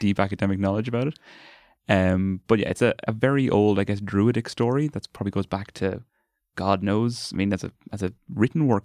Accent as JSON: {"language": "English", "town": "Carlow", "region": "Leinster", "country": "Ireland", "tie": "born or raised there", "moved": "as an adult", "lives_now": "Dublin, Ireland", "said": "I'm from Carlow originally and went to the, there's a big Gael school and a big Gael college down Carlow"}